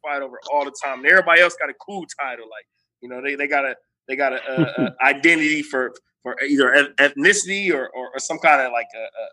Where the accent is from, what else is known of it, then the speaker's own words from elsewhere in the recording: United States; I'm American